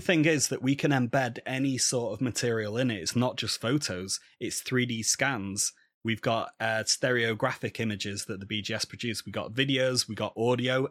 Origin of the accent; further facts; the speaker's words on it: Manchester, North West England, United Kingdom; I'm from Manchester, just down the road from Manchester United